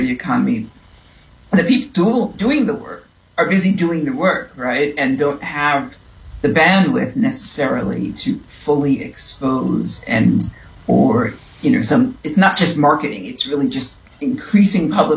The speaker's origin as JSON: {"language": "English", "town": "New York City", "region": "New York", "country": "United States", "said": "I am from New York. I'm from Brooklyn."}